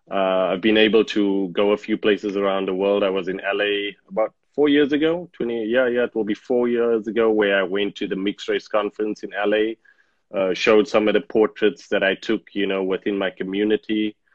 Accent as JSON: {"language": "English", "country": "South Africa", "tie": "born or raised there", "said": "Okay, so like you say … born and bred in South Africa, born during the apartheid times, not understanding the dynamics of apartheid and what it means, because I'm just a human."}